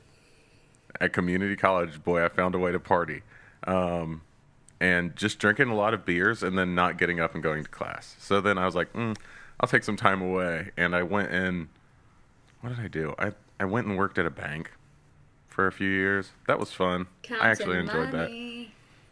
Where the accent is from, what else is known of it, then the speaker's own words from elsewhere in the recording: Chillicothe, Ohio, United States; I was born in Ohio. Grew up in Ohio. Chillicothe